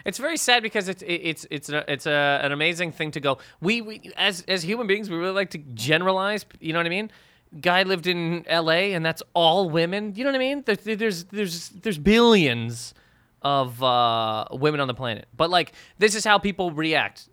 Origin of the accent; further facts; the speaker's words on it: Canada; moved away as an adult; now in New York, United States; living in Canada for twenty s, twenty-five years of my life